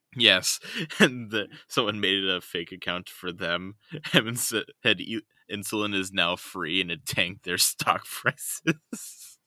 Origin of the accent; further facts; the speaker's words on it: United States; I'm an American